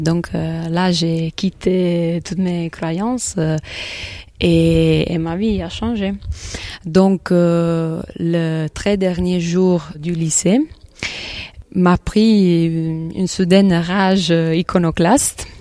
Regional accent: a village near Naples, Campania, Italy; French is a second language; moved away; je suis italienne. Je viens d'un village près de Naples.

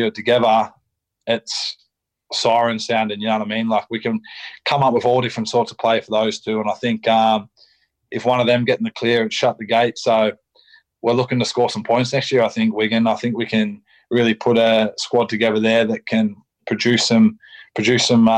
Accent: Shellharbour, New South Wales, Australia; moved away; I'm from Release, from Shell Harbour, so we're from 5 minutes away

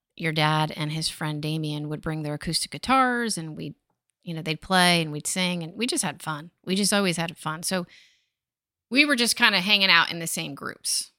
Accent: Point Pleasant, New Jersey, United States; where I grew up in Point Pleasant, New Jersey

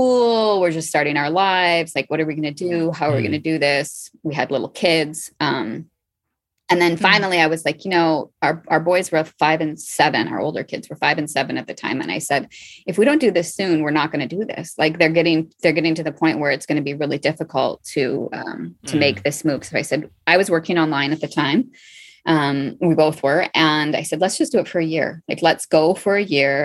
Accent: United States; moved away as an adult; now in Marrakesh, Morocco; I'm American

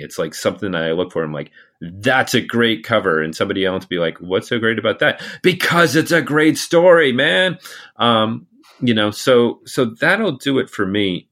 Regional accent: United States; I'm an American

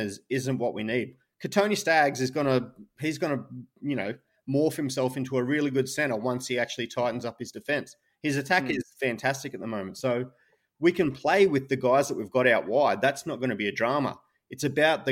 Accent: Townsville, Queensland, Australia; I was born in Townsville

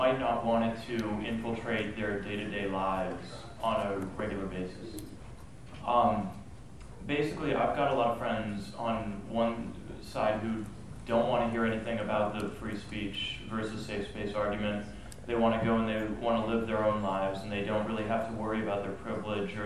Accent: Charlottesville, Virginia, United States; I actually just graduated from the University of Virginia, and I'm from Charlottesville

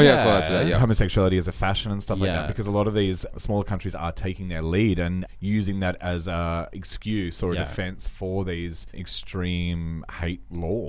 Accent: Russia; But now I'm sort of realizing that, you know, my home country is not as good a place as I thought it

